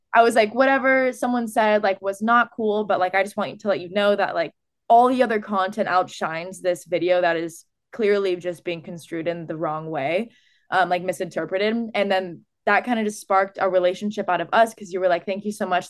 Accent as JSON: {"language": "English", "area": "Orange County", "region": "California", "country": "United States", "said": "I'm from Orange County, California"}